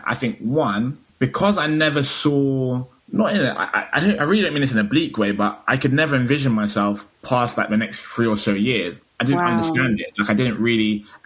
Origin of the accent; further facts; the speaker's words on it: Bristol, South West England, United Kingdom; moved away; also born or lived in London / Stockholm; I grew up in Bristol